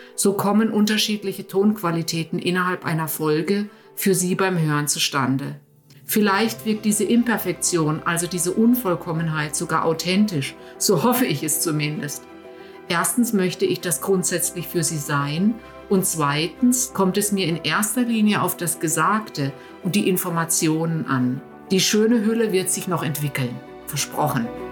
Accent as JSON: {"language": "German", "country": "Germany", "tie": "born or raised there", "moved": "yes", "said": "in meiner Heimat, in Deutschland"}